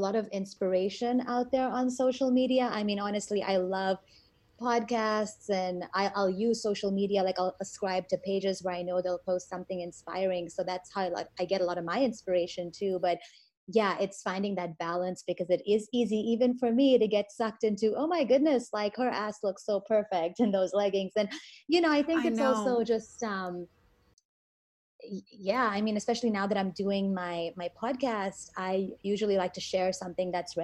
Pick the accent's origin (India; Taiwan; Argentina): India; I'm Indian